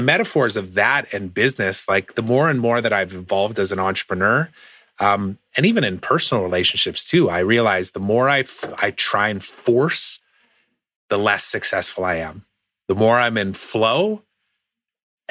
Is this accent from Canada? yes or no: yes; Saskatchewan, Canada; moved away; I grew up in Saskatchewan